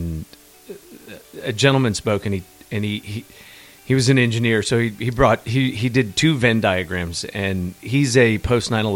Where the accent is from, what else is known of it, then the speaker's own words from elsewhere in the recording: Minnesota, United States; moved away as an adult; also born or lived in Cincinnati area, Ohio; now in Mason, United States; I grew up in Minnesota